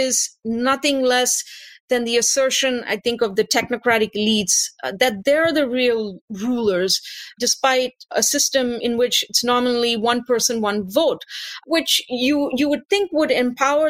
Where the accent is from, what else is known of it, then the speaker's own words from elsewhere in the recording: India; now in Canada; I'm originally from India